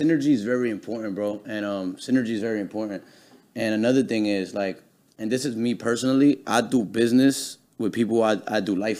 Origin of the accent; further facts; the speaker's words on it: East Coast, United States; We're from the East Coast, so you already know Chinese food is better than the East Coast for some reason.